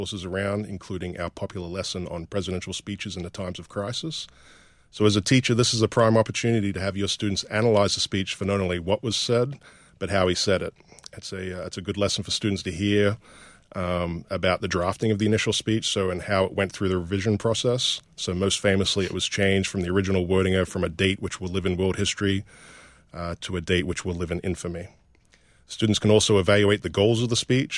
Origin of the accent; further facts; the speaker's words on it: Queensland, Australia; my hometown in Queensland, Australia